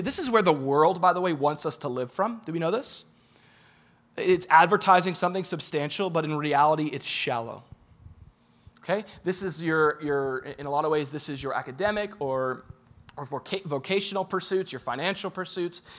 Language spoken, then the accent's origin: English; Boca Raton, Florida, United States; I'm from Boca.